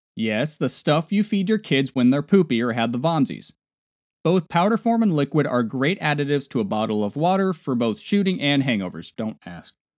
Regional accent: Nebraska, United States; moved away; back in my home state of Nebraska

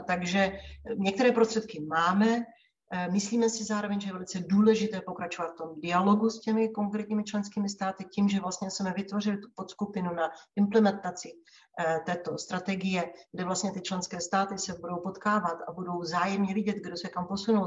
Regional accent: Czechia; jsem Češka, přestože pracuji pro Evropskou komisi

